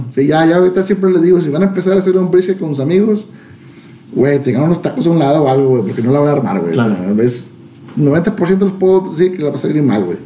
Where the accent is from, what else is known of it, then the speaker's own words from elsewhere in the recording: Monterrey, Nuevo León, Mexico; soy de aquí de Monterrey